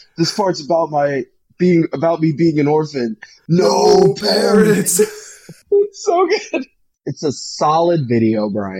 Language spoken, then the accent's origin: English; Pennsylvania, United States; Does it help that we're from Pennsylvania?